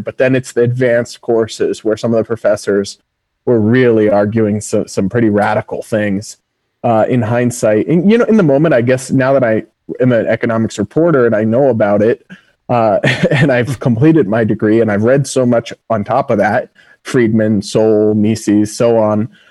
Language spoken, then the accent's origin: English; Massachusetts, United States; the biggest public school in my home state of Massachusetts